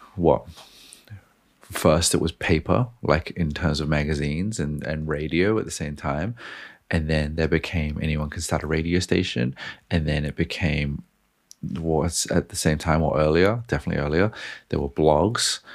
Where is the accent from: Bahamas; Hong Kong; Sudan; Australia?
Australia; I'm Australian